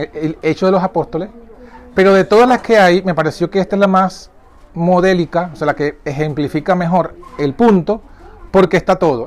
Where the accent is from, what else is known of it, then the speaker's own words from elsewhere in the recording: Venezuela; yo soy venezolano